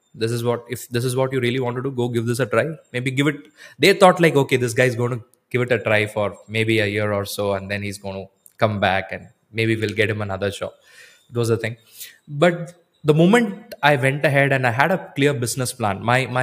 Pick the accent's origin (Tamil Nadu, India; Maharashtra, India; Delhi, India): Tamil Nadu, India; Coimbatore; Even though I'm from Coimbatore